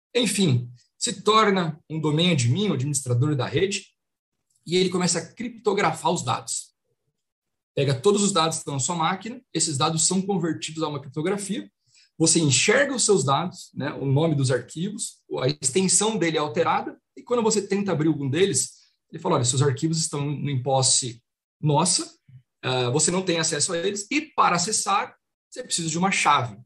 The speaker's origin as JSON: {"language": "Portuguese", "town": "Marília", "region": "São Paulo", "country": "Brazil", "moved": "as an adult", "lives_now": "São Paulo, Brazil", "said": "eu sou de Marília, interior, né? Um caipira. Então mudei para São Paulo ali com 2008"}